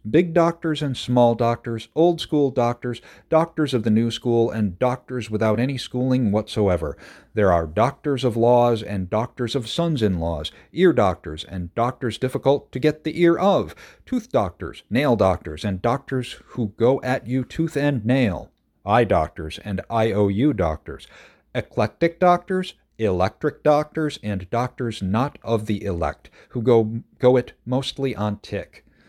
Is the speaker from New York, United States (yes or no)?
yes; Madison County, New York, United States; I grew up in Madison County, uh, just, it's the neighboring county